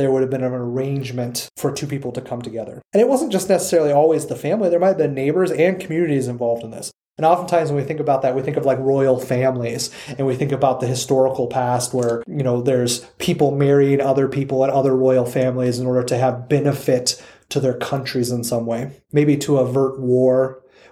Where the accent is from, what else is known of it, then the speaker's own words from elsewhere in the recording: United States; us as people who live in the United States culturally, who have been born and raised in the United States